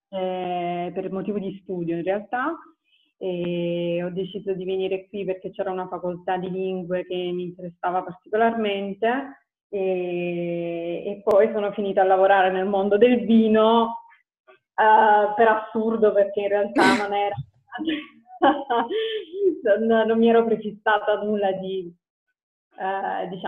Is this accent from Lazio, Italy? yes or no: no; Apulia, Italy; moved away as an adult; now in Verona, Italy; mm, ho 31 anni, vivo a Verona e sono originaria della Puglia